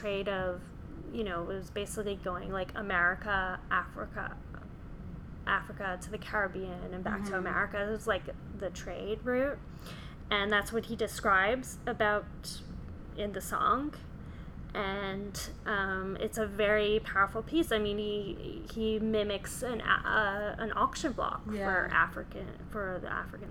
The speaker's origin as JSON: {"language": "English", "country": "Canada", "tie": "born or raised there", "said": "someone who was born and raised in Canada."}